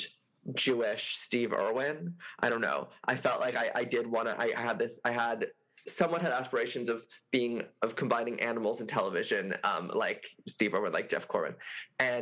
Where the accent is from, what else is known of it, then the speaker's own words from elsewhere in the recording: Montreal, Quebec, Canada; also born or lived in New York; I'm from Quebec, I'm from Montreal, so we have CJEP here